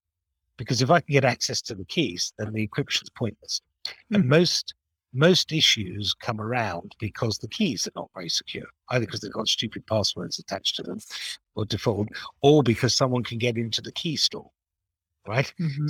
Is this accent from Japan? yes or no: yes; Japan; born there; even though I used to be fluent in Japanese because I was born in Japan.